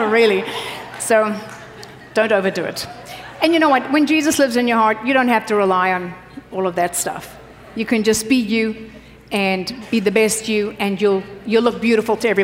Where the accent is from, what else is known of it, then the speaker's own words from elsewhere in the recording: South Africa; moved away; I grew up in South Africa.